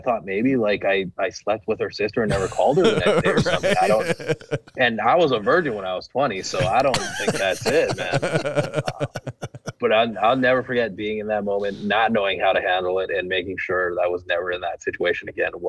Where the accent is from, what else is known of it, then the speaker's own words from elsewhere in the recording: Canada; moved away as an adult; also born or lived in Everett, Washington; now in United States; I'm from Canada.